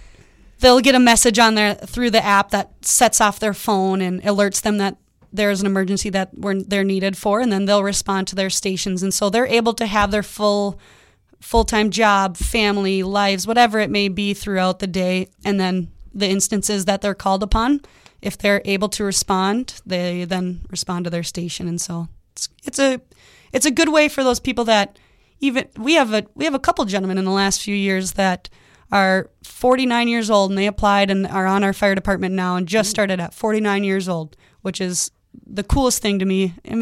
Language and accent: English; Lakeville, Minnesota, United States; now in Bemidji, United States; I'm from the cities, so I grew up down in Lakeville.